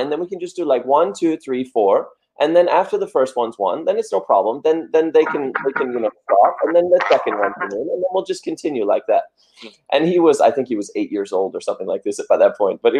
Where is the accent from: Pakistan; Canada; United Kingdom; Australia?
Australia; moved away; also born or lived in United States / Denmark; I was born in USA and then I grew up in Australia. And then after Australia, I moved to Denmark.